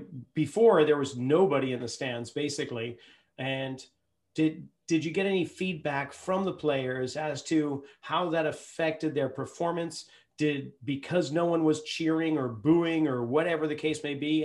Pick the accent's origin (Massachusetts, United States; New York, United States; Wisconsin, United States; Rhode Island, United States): Massachusetts, United States; Boston; I grew up in Boston.